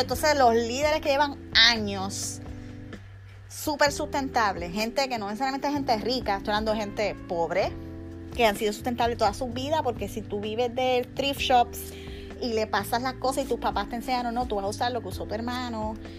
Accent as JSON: {"language": "Spanish", "country": "Puerto Rico", "also_born_or_lived": "San Juan", "moved": "as an adult", "lives_now": "Miami, United States", "said": "me mudé de Puerto Rico aquí"}